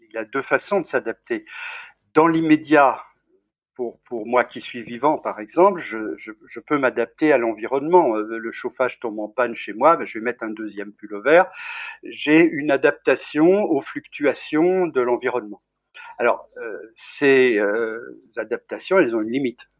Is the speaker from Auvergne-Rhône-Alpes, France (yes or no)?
yes; Bourg-Saint-Maurice, Auvergne-Rhône-Alpes, France; born there; Je suis né à Bourg-Saint-Maurice. Ah. ma mère était de Bozelle, qui est le village juste en dessous de Courchevel. Et euh, moi, moi, j'ai pas vécu vraiment là-bas, mais j'y étais très souvent.